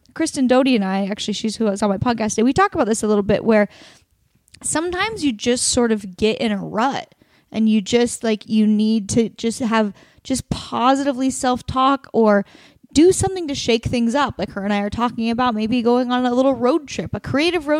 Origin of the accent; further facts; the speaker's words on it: Oregon, United States; moved away; Portland, Oregon, my home state